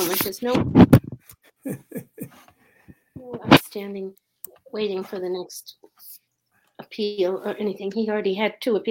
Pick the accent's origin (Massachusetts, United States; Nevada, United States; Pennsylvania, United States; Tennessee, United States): Massachusetts, United States; Boston; I grew up in Boston